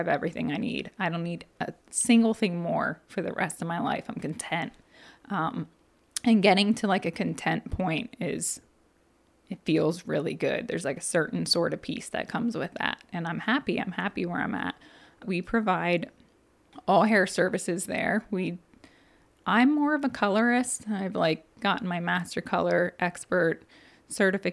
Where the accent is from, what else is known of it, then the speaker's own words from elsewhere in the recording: Annville, Pennsylvania, United States; this garage in my hometown. I can see my parents' roof from my back door of it